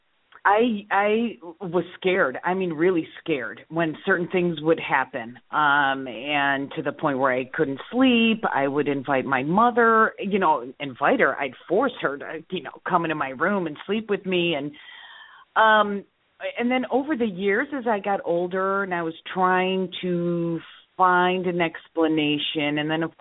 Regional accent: Skokie, Illinois, United States; also born or lived in Chicago / Morton Grove / Lake Zurich; I grew up in Skokie and then Morton Grove.

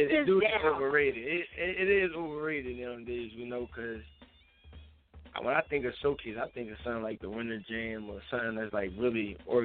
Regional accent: Philadelphia, Pennsylvania, United States; I was from Philly.

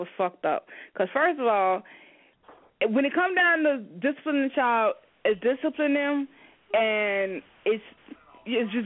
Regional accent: Miami, Florida, United States; I'm from Florida. I'm from Miami. That's my territory

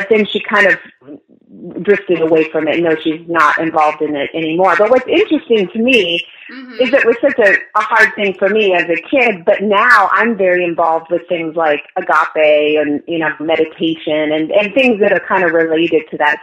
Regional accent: Orange County, California, United States; also born or lived in Los Angeles / Glendale; now in Long Beach, United States; I grew up in Orange County

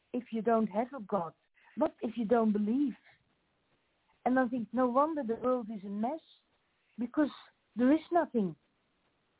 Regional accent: Australia; accent: Australian; first language Dutch; English is a second language; then English with an Australian accent

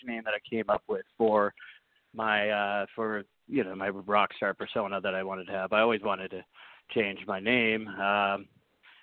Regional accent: Canada; also born or lived in New Orleans, Louisiana, United States; I was born down in New Orleans. So I'm actually an American, if you think about it, but I've lived in Canada my whole life.

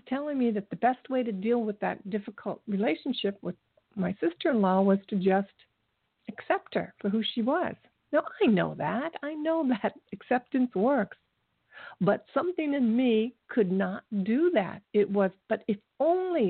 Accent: Ohio, United States; moved away as an adult; I moved away from Ohio just to get away from them

